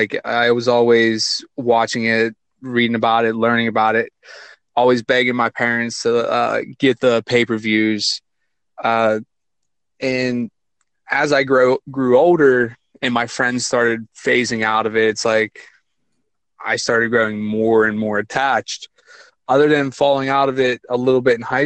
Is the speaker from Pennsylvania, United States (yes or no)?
yes; California, Pennsylvania, United States; Little south of Pittsburgh, about 45-minute drive, right around the College of California, University of Pennsylvania.